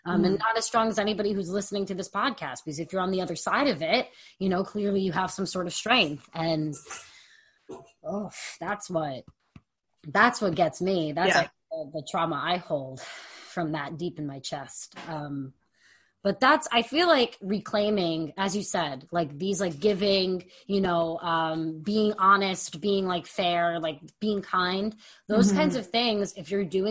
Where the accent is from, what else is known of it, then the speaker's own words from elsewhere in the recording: New York, United States; I'm from New York